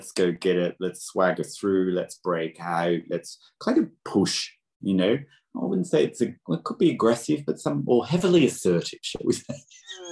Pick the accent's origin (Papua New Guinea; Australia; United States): Australia; moved away; also born or lived in Britain; I'm Australian